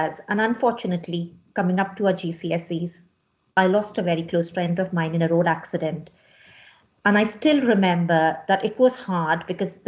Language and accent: English; Mumbai, Maharashtra, India; moved away; I was born and brought up in Bombay in India